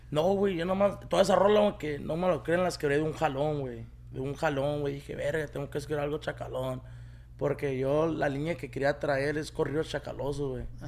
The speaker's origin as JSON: {"language": "Spanish", "town": "Paramount", "region": "California", "country": "United States", "tie": "born or raised there", "also_born_or_lived": "Los Angeles", "said": "yo nací aquí en Paramonte, aquí donde andamos grabando"}